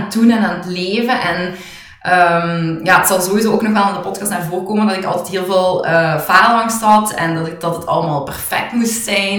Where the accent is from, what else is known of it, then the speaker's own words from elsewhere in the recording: Hoeselt, Flanders, Belgium; also born or lived in Tongeren; we alle twee waarschijnlijk zijn opgegroeid in, in eh, Limburg